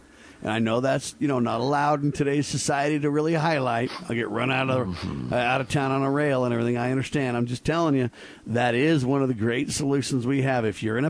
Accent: United States; I'm an American

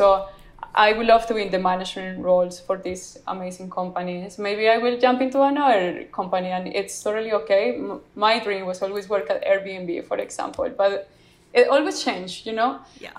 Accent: Colombia; I want to be that Latina that yeah. is going to shine in the world besides narcos, because I'm from Colombia.

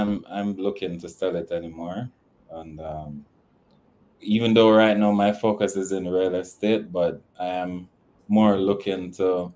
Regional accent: Kingston, Jamaica; also born or lived in United States; I was raised in a community called Jonestown, but then I left there at age 14. And I was at Waterloo Road, which is across from Devon House, and that's where I spent most of my teenage

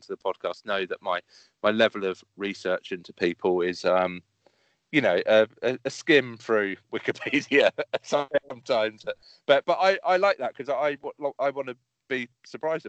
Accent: Bedfordshire, East of England, United Kingdom; growing up in Bedfordshire

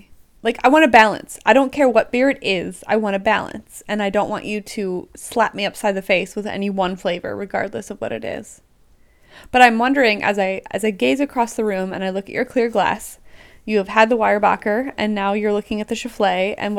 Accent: Pennsylvania, United States; I'm from Lancaster County. There's so much rhubarb where I come from.

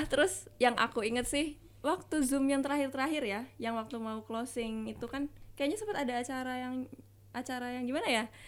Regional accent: Jakarta, Indonesia; aku dari DKI Jakarta, uh, Jakarta Barat

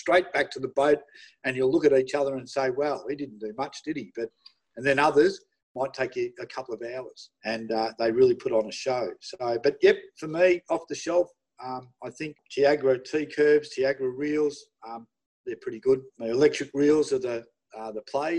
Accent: Melbourne, Victoria, Australia; I'm from Melbourne.

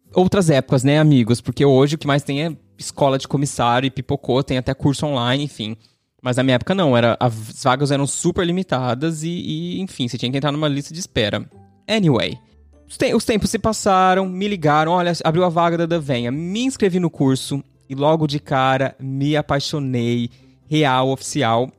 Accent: Ribeirão Preto, São Paulo, Brazil; also born or lived in Mato Grosso / Uberlândia; Amo Ribeirão, minha cidade natal.

